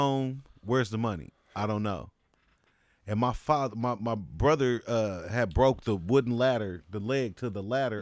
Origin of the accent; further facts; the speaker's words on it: New Orleans, Louisiana, United States; I grew up in New Orleans